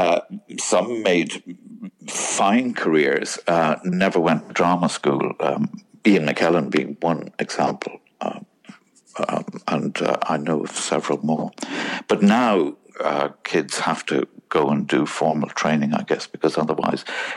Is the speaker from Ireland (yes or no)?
yes; Cork, Munster, Ireland; I grew up in Ireland in the beautiful city of Cork